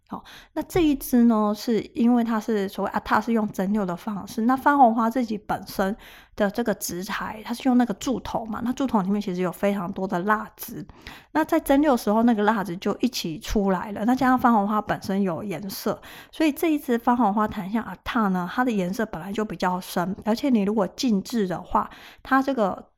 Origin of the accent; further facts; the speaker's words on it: Taiwan; 我们台湾人